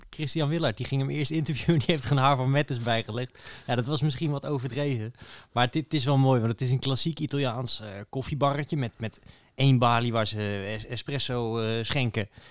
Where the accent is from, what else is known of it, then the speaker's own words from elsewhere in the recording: Netherlands; als Nederlander